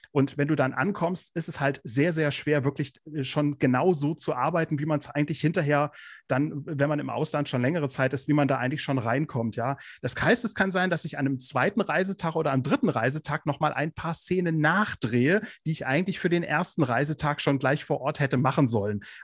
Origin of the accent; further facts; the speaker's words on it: Kassel, Hesse, Germany; wohne im schönen Nordhessen. Genauer gesagt äh, komme ich aus Kassel.